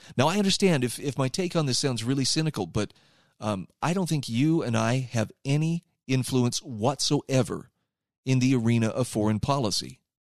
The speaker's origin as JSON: {"language": "English", "country": "United States", "said": "as an American"}